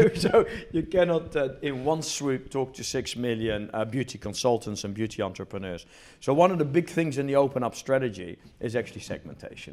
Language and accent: English; New Zealand; moved away as an adult; also born or lived in Netherlands / Australia / Italy / Sweden; I was born in Holland, grew up in New Zealand, went to university in New Zealand